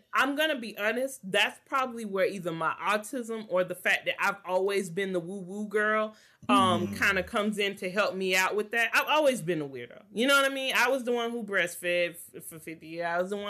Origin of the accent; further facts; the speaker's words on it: Georgia, United States; I'm from Georgia